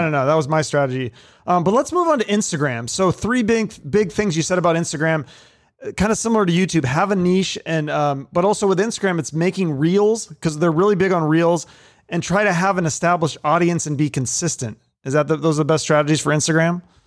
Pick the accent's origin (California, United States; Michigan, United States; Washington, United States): Washington, United States; Seattle; I grew up in Seattle in the nineties